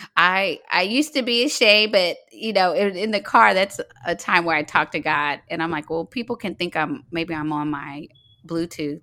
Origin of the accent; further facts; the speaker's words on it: Fort Worth, Texas, United States; now in Atlanta, United States; I'm originally from Fort Worth, Texas.